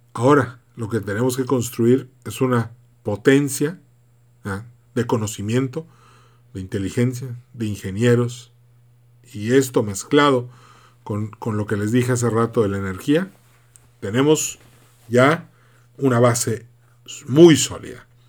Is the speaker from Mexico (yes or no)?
yes; Mexico; como mexicanos